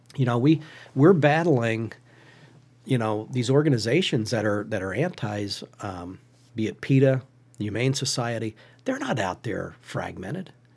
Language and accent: English; Western Schuylkill County, Pennsylvania, United States; Western Schuylkill County